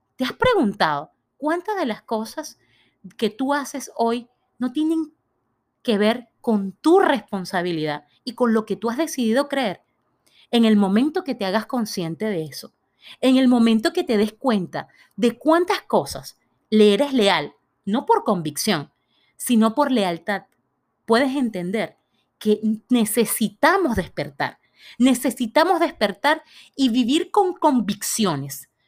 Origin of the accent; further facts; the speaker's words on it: Venezuela; yo nací en Venezuela